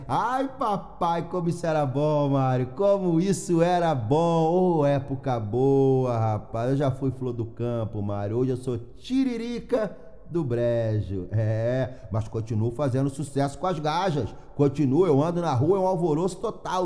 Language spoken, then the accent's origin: Portuguese; Rio de Janeiro, Brazil; moved away as an adult; now in Braga, Portugal; eu sou do Rio de Janeiro